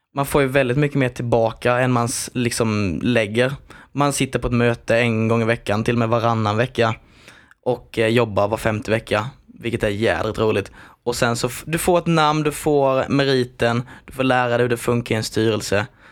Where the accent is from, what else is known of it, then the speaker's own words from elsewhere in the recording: Växjö area, Kronoberg County, Sweden; jag är ju här från Växjötrakterna